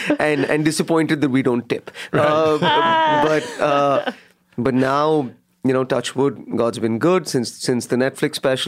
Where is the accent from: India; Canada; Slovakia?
India; Yeah, because I'm from India